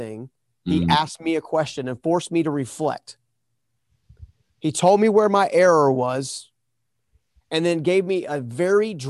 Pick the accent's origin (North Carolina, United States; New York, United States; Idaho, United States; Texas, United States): North Carolina, United States; I'm from North Carolina